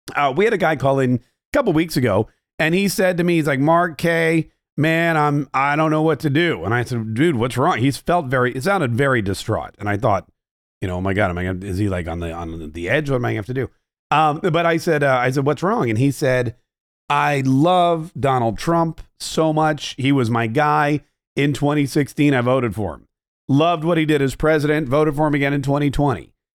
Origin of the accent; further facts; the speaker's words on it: Canada; being Canadian